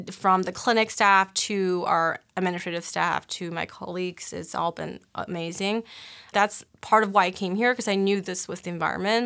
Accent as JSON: {"language": "English", "town": "Cleveland", "region": "Ohio", "country": "United States", "also_born_or_lived": "Boston / Miami", "moved": "as an adult", "lives_now": "Omaha, United States", "said": "I'm originally from Cleveland"}